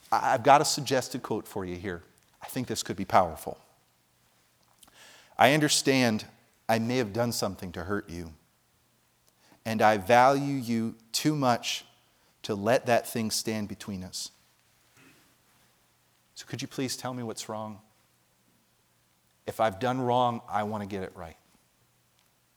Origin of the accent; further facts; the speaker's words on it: New Jersey, United States; moved away; I grew up in Jersey